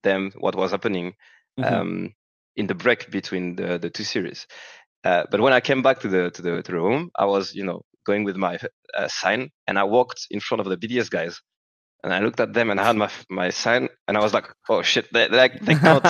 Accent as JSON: {"language": "English", "country": "France", "second_language": "English", "said": "I'm still French"}